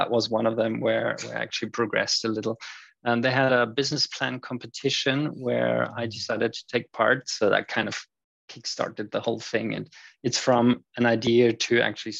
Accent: Austria; also born or lived in United Kingdom; I am from Austria, so I'm currently situated in Europe

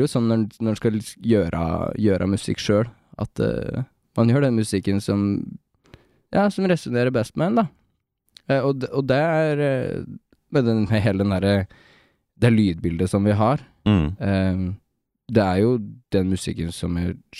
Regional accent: Toten, Innlandet, Norway; vi kommer jo fra Toten

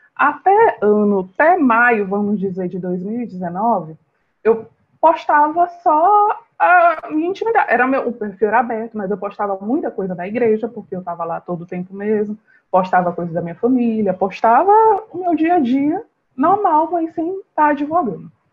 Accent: São Luís, Maranhão, Brazil; eu sou de São Luís do Maranhão

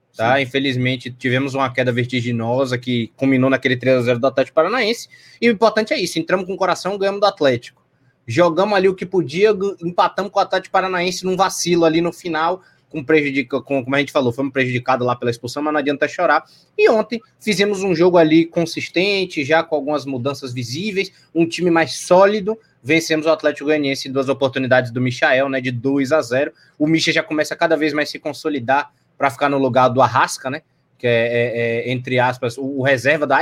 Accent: Salvador, Bahia, Brazil; sou aqui de Salvador

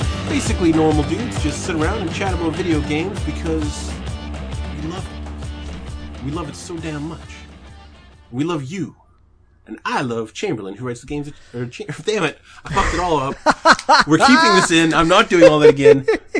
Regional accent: Canada; At least I'm Canadian.

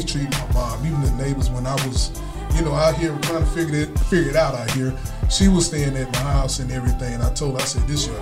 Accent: United States; moved away as an adult; also born or lived in West Greenville; from Edison. Southside. I actually was born on the street

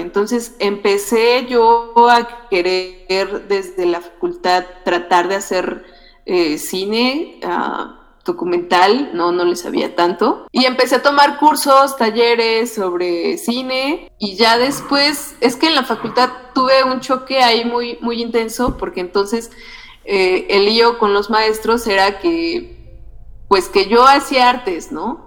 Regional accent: Otomí area, Mexico; soy otomí

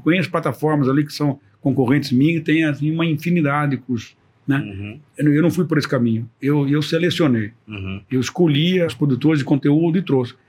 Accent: Brazil; first language Portuguese; somos brasileiros que tomamos conta da escola

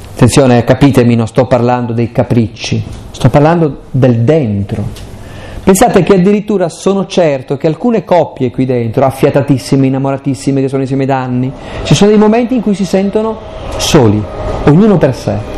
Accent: Aosta Valley, Italy; io poi sono valdostano

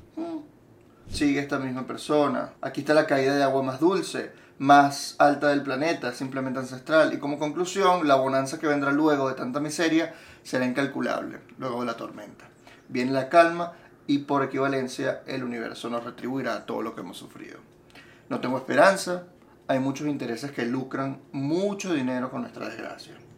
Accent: Venezuela; yo soy venezolano

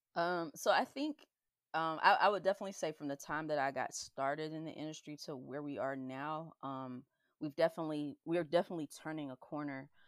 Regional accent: the South, United States; growing up in the South

